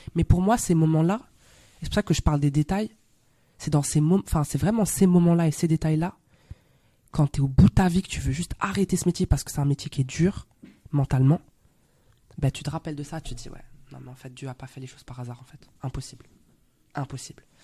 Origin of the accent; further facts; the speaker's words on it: Belgium; accent: Belgian; moved away as an adult; also born or lived in Brussels / Paris; now in France; je suis euh, belge, je suis actrice. Je suis arrivée en France il y a à peu près 5 ans maintenant. Là, d'un coup, mon accent belge